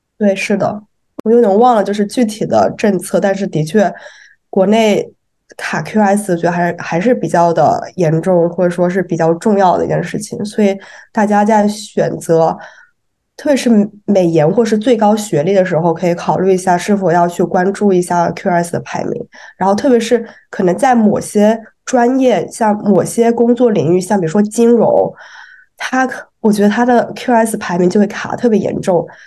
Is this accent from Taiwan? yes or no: no; China; 我们中国人